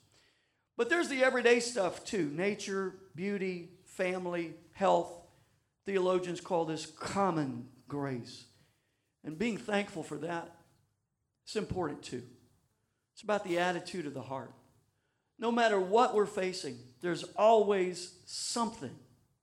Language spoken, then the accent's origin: English; Louisiana, United States; We're from Louisiana